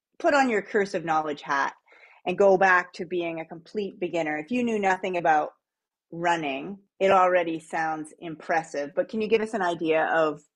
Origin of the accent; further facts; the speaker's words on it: New England, United States; now in Canada; I'm an Eastern girl. I'm from New England originally. I'm an American living in Canada.